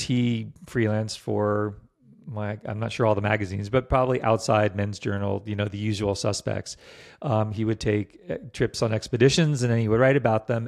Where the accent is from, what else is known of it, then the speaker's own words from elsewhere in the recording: Virginia, United States; moved away; also born or lived in Vermont; I grew up in Virginia